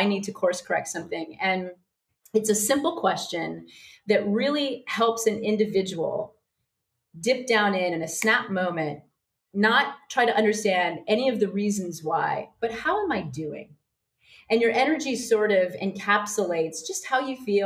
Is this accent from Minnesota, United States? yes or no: no; Iowa, United States; also born or lived in New York City; now in Sydney, Australia; I'm from Iowa